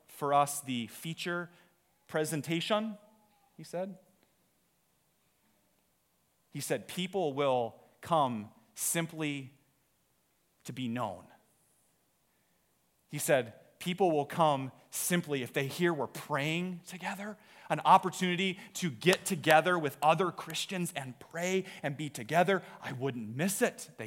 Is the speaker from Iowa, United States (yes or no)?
yes; Iowa, United States; we're from Iowa